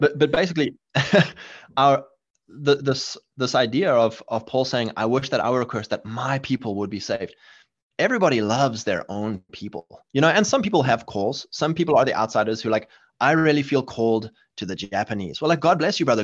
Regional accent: South Africa; moved away; where I grew up in South Africa

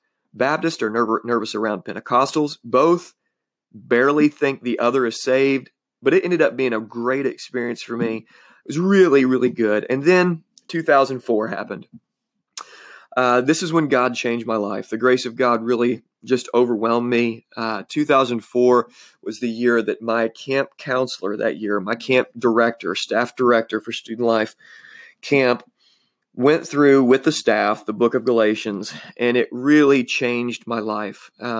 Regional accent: Illinois, United States; I was born in Southern Illinois, born and raised here. I love Southern Illinois.

